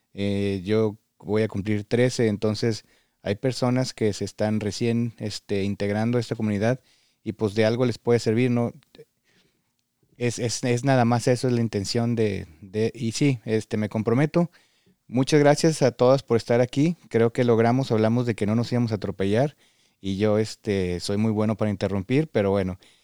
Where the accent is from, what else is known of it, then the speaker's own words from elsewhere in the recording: Mexico; moved away as an adult; now in Michigan, United States; Todos venimos de México